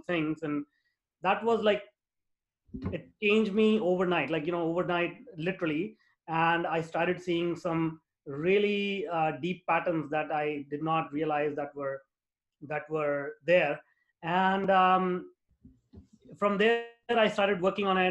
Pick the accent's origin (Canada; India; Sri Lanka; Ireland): India; moved away as an adult; now in North America; I grew up in India, in a very small town.